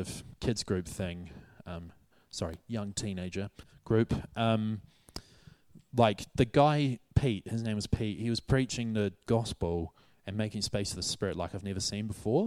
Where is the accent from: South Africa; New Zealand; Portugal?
New Zealand; moved away as an adult; now in Hatfield, United Kingdom; my home country, New Zealand